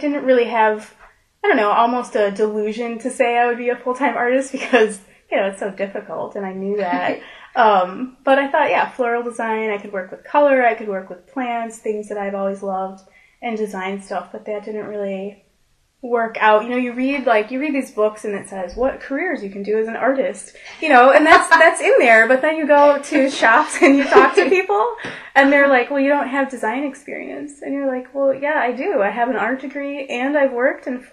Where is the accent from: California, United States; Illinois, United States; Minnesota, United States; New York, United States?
Illinois, United States; Chicago; moved away as an adult; also born or lived in Kalamazoo, Michigan; now in Grand Rapids, United States; I grew up in northwest of Chicago, actually. Went to high school in that area